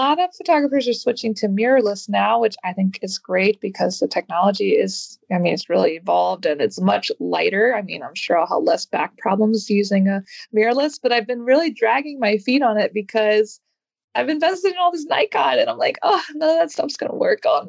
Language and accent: English; United States; moved away as an adult; now in Paris, France; I am an American photographer living in Paris, France. I've been here for 9 years now